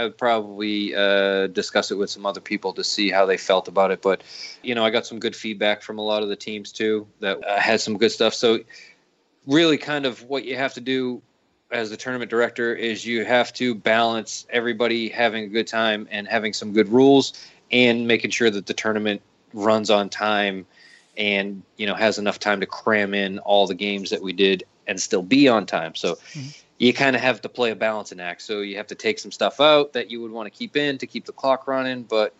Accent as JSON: {"language": "English", "town": "Raleigh", "region": "North Carolina", "country": "United States", "said": "Sorry, I assume everybody knows everything, but we're originally from Raleigh."}